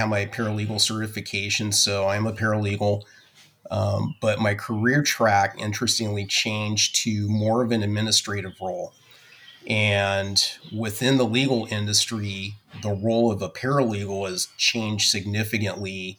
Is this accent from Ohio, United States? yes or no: no; Orange County, California, United States; also born or lived in Colorado Springs, Colorado; I grew up here in Orange County. I was born in Colorado Springs